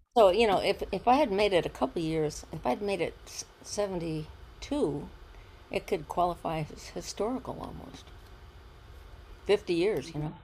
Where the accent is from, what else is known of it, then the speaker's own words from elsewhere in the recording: Ohio, United States; moved away as an adult; also born or lived in Maryland; now in Weston, United States; we moved to Ohio from Maryland